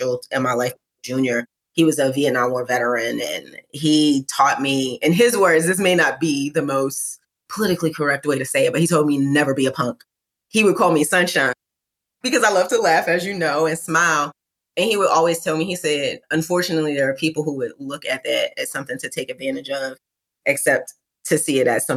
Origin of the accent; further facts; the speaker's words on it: New York City, New York, United States; I'm from East New York, Brooklyn. So there's only one way to say Brooklyn. I'm from specifically in East New York, though. Where I grew up